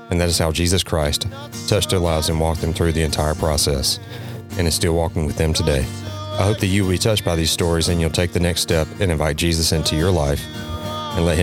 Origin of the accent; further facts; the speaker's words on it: Kinston, North Carolina, United States; I grew up in Kinston, not far from Jacksonville.